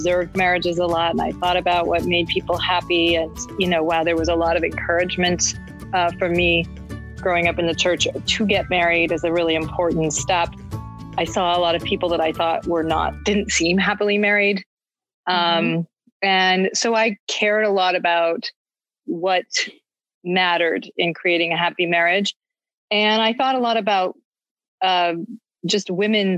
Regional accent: New England, United States; moved away; growing up in New England, like I did, the church was extremely important to my experience

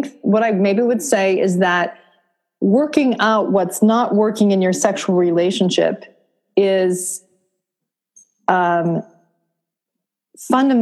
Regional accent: Vermont, United States; I grew up in Vermont, so wicked was, you know, just the basic word

